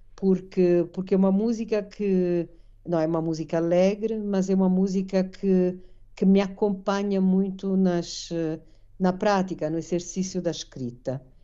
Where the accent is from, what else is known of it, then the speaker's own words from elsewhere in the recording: Naples, Campania, Italy; Portuguese is a second language; moved away as an adult; now in Portugal; Então eu faço questão de reivindicar a minha napolitanidade